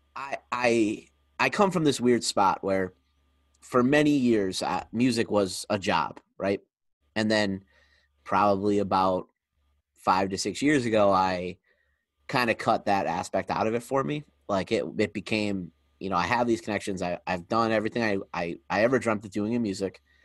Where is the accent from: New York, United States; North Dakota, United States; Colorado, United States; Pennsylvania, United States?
Pennsylvania, United States; Scranton; moved away as an adult; now in Harrisburg, United States; I'm from Scranton